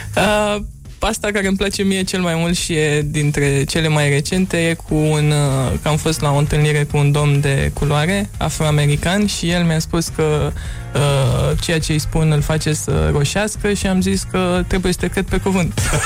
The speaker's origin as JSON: {"language": "Romanian", "country": "Romania", "accent": "European", "moved": "as an adult", "lives_now": "New York, United States", "said": "accentul meu... Uh, ah. atunci când vorbesc în engleză nu pare deloc uh, este european, așa că trebuie să le spun de, Rom- de România"}